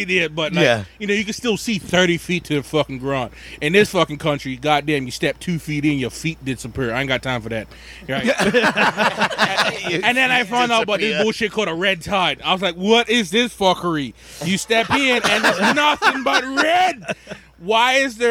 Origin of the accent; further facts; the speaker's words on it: Bermuda; moved away as an adult; also born or lived in Rhode Island, United States / Massachusetts, United States; now in United States; I am originally from Bermuda. I've been in this country of the USA in Rhode Island and Massachusetts since 2009. I came here for school